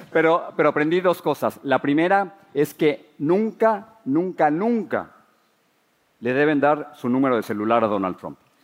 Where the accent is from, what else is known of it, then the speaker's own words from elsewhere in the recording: Mexico City, Mexico; moved away as an adult; now in United States; Crecí en la Ciudad de México, soy el mayor de cinco hermanos